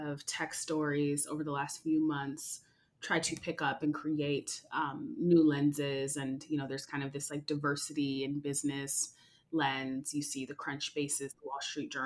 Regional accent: Seattle, Washington, United States; born and bred in Seattle around the Microsofts and Amazons

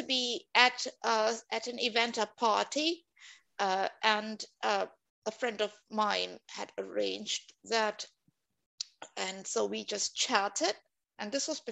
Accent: Singapore; moved away as an adult; now in Helsinki, Finland; I'm from Singapore

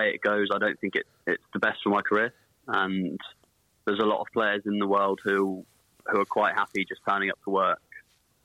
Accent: England, United Kingdom; moved away as an adult; now in Italy; an English person who speaks English and very little Italian

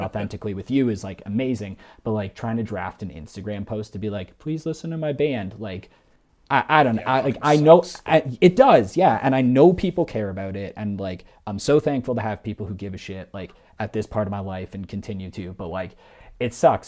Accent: Mississauga, Ontario, Canada; moved away as an adult; also born or lived in Toronto; now in Calgary, Canada; I was born and raised in the Greater Toronto Area. Uh, I lived for most of my life in Mississauga

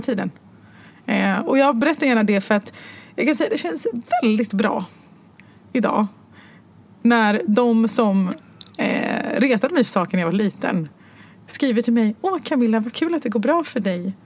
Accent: Stockholm, Stockholm County, Sweden; also born or lived in Morocco; jag var född och uppvuxen på Götgatan

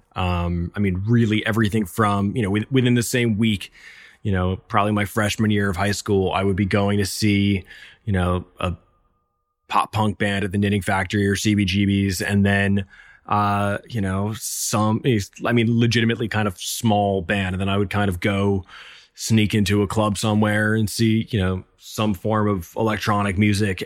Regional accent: New York City, New York, United States; I'm born and raised in New York

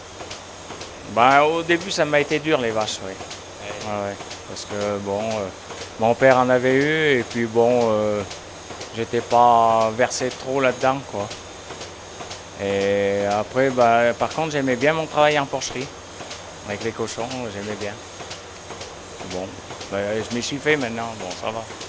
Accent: Isère, Auvergne-Rhône-Alpes, France; moved away; je suis natif de l'Isère

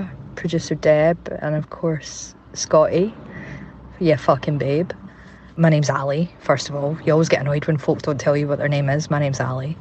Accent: Glasgow, Scotland, United Kingdom; moved away; also born or lived in Manchester; I had to move back in with my mum and dad up in Glasgow for a wee bit. And obviously you can tell from my accent, I'm from here

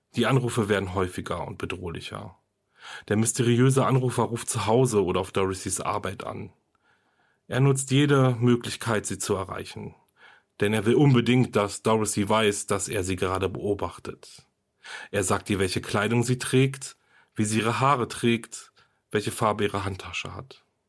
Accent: Germany; Hier bei uns in Deutschland

